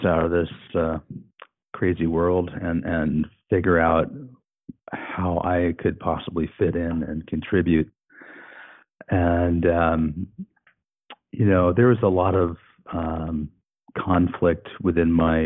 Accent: Colorado, United States; moved away as an adult; now in Fraser Valley, Canada; in Colorado, where I had been since I was 10 years old

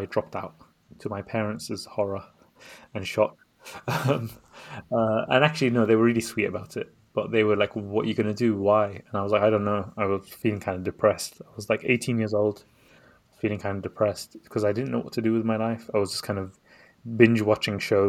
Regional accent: London, United Kingdom; also born or lived in Baghdad, Iraq; I was born in Baghdad. This is back home in Baghdad, Iraq. I was born there, and I came to London when I was 3 years old to escape the wars and Saddam Hussein. And we basically grew up in a quite a modest background

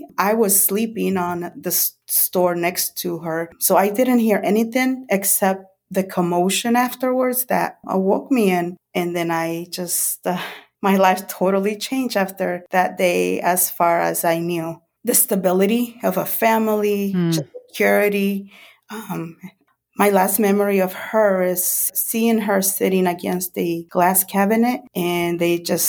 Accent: El Salvador; born there; Well, I was born in 1974 in El Salvador. In the early 80s, my mom and dad, they separated. So I lived with my mom and my two brothers.

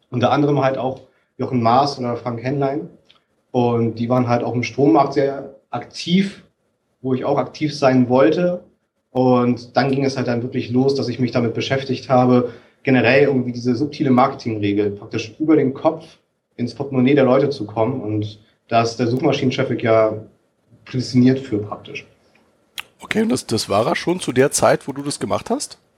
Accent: Kiel, Schleswig-Holstein, Germany; die dann auf der Kieler Woche, ich bin ja in Kiel groß geworden, für einen Euro jeweils das Stück vertickt

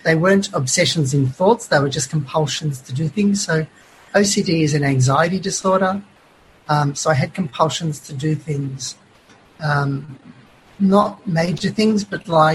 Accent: Melbourne, Victoria, Australia; I was born in Melbourne, in Glen Waverley, an outer southeastern suburb, and raised yeah. there.

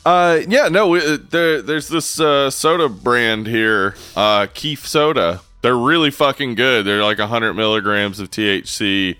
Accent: the South, United States; We're from the South.

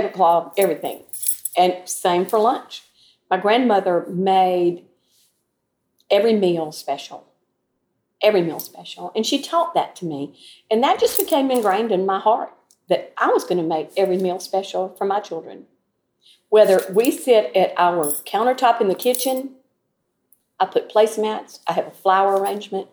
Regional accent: Troy, Alabama, United States; Growing up in Troy was like a wonderful little small town

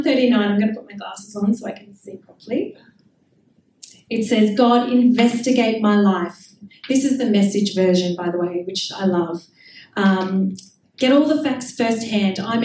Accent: Melbourne, Victoria, Australia; I grew up in Melbourne in a very, very dodgy suburb called Clayton North.

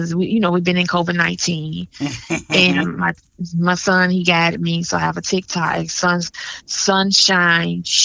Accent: Birmingham, Alabama, United States; moved away; also born or lived in Atlanta, Georgia; I'm originally from Birmingham, Alabama. I'm back here now.

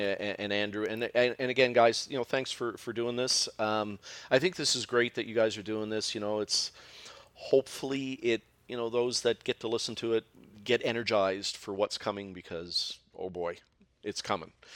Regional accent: Halifax, Nova Scotia, Canada; I am from Halifax, Nova Scotia, the land of mussels and seafood

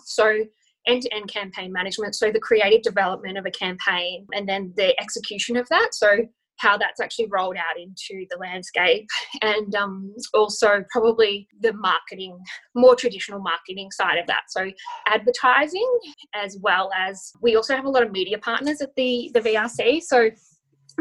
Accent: Kyneton, Victoria, Australia; I was from Kyneton, which is a country town in Victoria.

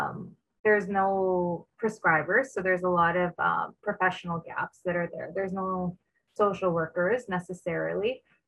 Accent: Norway House, Manitoba, Canada; moved away as an adult; I am from Norway House, our Kinosel CP. It's a semi-remote northern

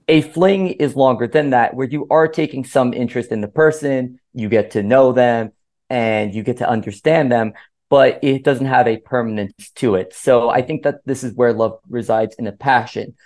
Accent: Miami, Florida, United States; I'm from Miami

